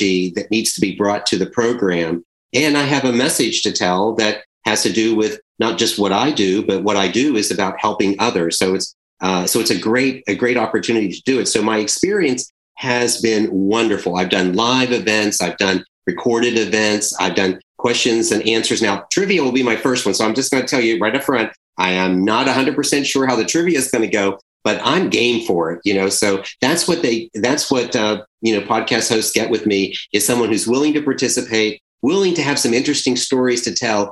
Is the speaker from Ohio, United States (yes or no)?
no; Charleston, South Carolina, United States; I'm from Charleston, South Carolina